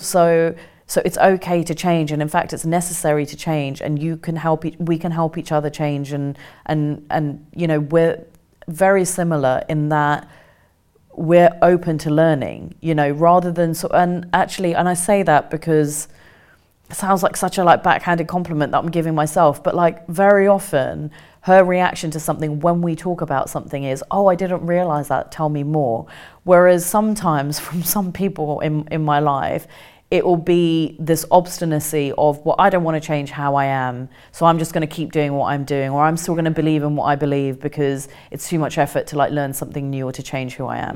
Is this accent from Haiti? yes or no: no; Kent, South East England, United Kingdom; also born or lived in India; when we came back to England, we, we grew up in Kent